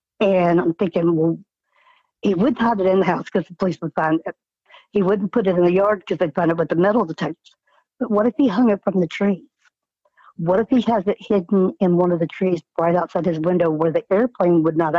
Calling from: Indiana, United States; I'm calling from Indiana.

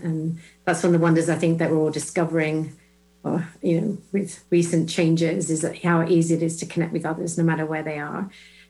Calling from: Illinois, United States; I'm joining you from just west of Chicago in Illinois.

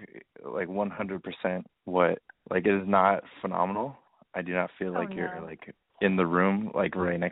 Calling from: New York City, New York, United States; I am 23 years old, and I'm calling from New York City.

